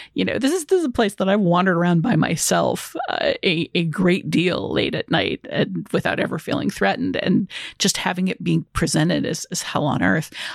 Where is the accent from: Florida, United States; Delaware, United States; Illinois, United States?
Illinois, United States; Chicago; as a Chicagoan